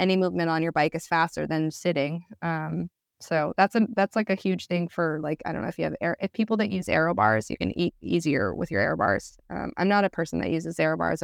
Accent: United States; as American

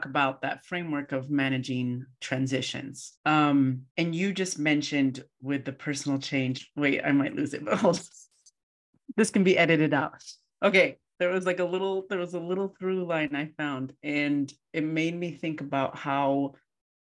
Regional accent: United States; moved away as an adult; also born or lived in Colombia; I left this country, like I'm half American and half Colombian, right after undergrad

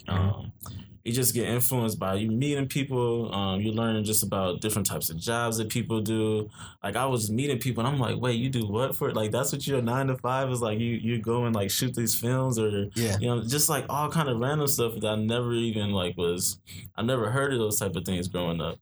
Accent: Omaha, Nebraska, United States; moved away as an adult; also born or lived in Iowa; now in New York, United States; born and raised in Omaha, Nebraska

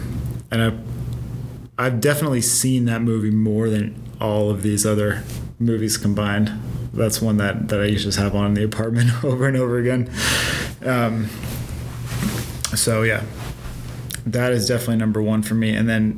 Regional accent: West Coast, United States; we're from the West Coast. We don't understand.

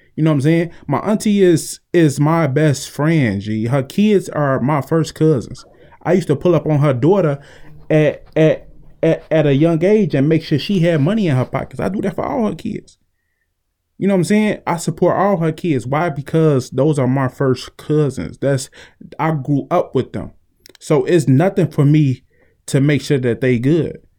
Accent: Chicago, Illinois, United States; growing up in Chicago made me who I am today.

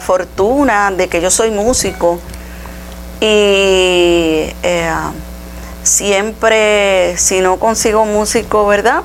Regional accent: Utuado, Puerto Rico; todo lo he hecho aquí, en Utuado

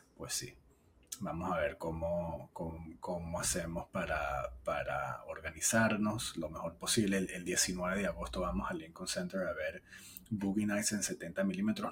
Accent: Venezuela; moved away; en nuestro país, en mi país natal

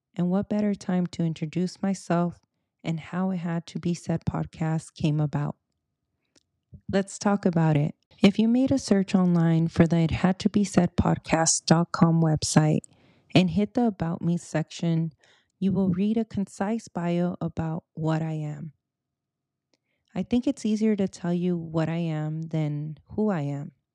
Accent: Silicon Valley, California, United States; first language Spanish; English is a second language; I'm a first-gen Mexicana-Americana, born and raised in the Silicon Valley

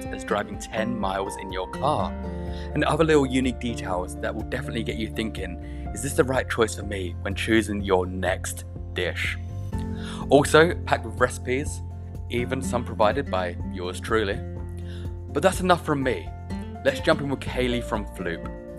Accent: Mexico; But here we are, we're both from Mexico, two different places, but finally in the same time zone.

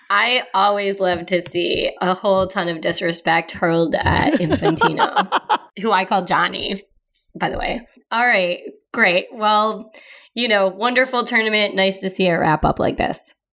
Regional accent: Midwest, United States; I'm from the Midwest

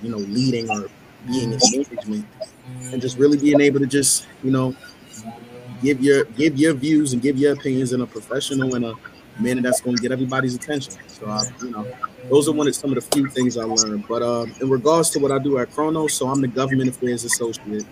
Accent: New York City, New York, United States; I'm from Queens

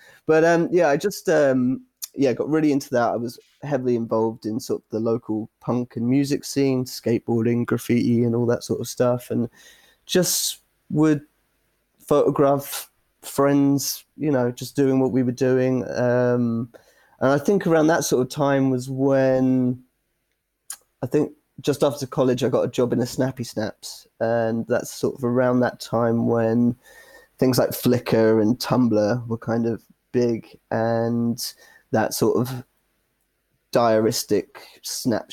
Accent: Exeter, South West England, United Kingdom; moved away; I'm originally from Exeter, down in Devon, southwest coast

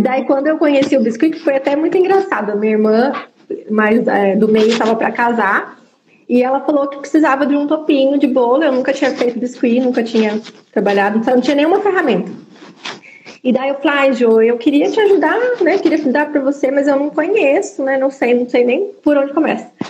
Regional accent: São José dos Campos, São Paulo, Brazil; moved away as an adult; eu sou de São José dos Campos, e vim morar duas horas de distância aqui

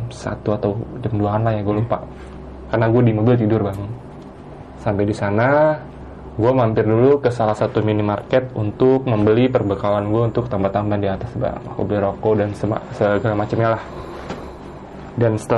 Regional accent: Jakarta, Indonesia; Itu gue mendaki bersama dengan tiga orang teman gue yang berasal dari Jakarta juga.

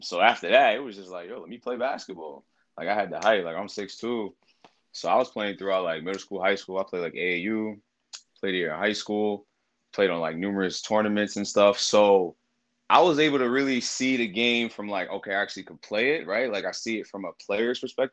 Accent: New York, United States; I'm from New York

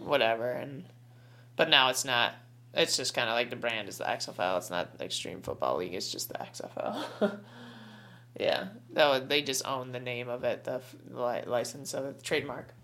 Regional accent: New York, United States; we're from New York.

